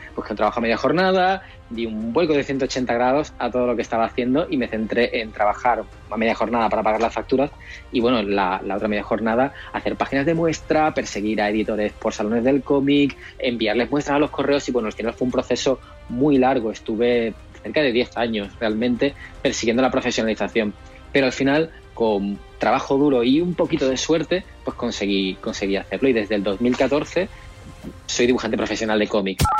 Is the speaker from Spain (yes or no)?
yes; El Puerto de Santa María, Andalusia, Spain; also born or lived in Seville; Soy del puerto de Santa María, provincia de Cádiz